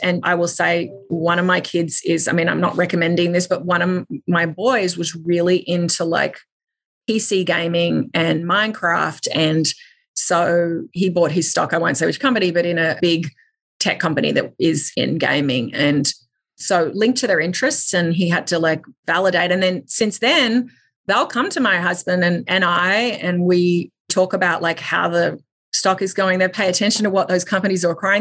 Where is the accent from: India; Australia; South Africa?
Australia; I grew up in Australia